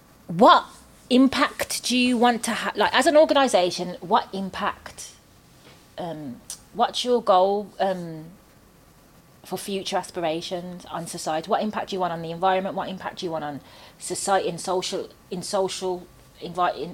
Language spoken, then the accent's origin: English; Birmingham, West Midlands, United Kingdom; I'm from Birmingham